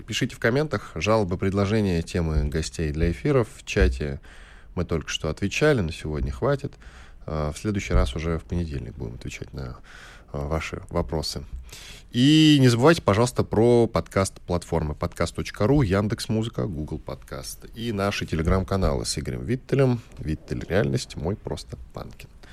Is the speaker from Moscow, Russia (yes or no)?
yes; Moscow, Russia; мы с тобой москвичи